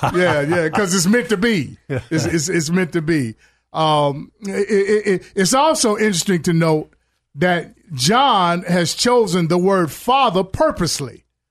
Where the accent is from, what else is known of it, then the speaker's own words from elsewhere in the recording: Chicago, Illinois, United States; I remember growing up in Chicago. You know, I had a background that I was raised in a good neighborhood. However, I chose to go hang in the projects.